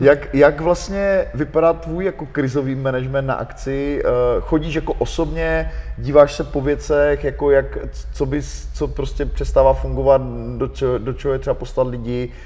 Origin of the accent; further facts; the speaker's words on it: Ostrava, Moravian-Silesian Region, Czechia; jsem z Ostravy